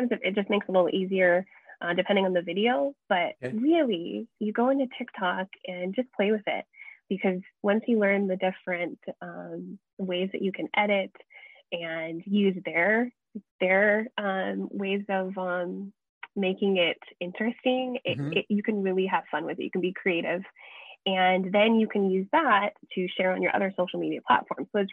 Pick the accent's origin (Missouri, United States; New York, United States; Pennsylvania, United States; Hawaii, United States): Hawaii, United States; Kona; being born and raised in Kona